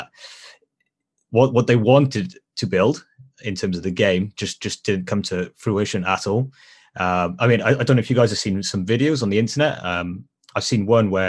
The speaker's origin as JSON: {"language": "English", "region": "South Wales", "country": "United Kingdom", "said": "South Wales"}